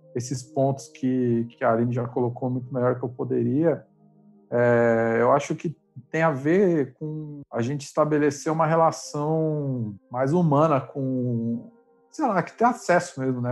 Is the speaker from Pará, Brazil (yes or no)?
no; Diadema, São Paulo, Brazil; na rua que eu morava, eu sou de Diadema